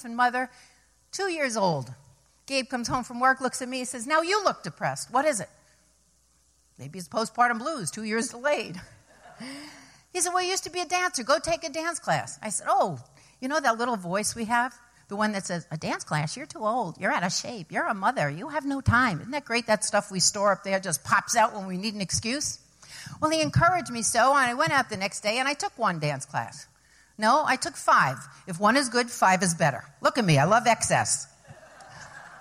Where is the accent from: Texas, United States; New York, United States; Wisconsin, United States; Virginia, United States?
New York, United States; New York City; moved away as an adult; also born or lived in Ithaca, New York / Fairfield County, Connecticut; I came from New York City